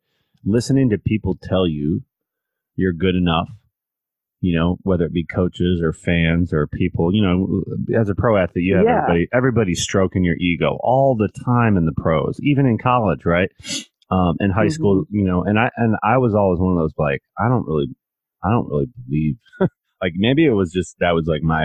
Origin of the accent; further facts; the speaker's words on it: Northern Michigan, United States; I'm a short white kid from Northern Michigan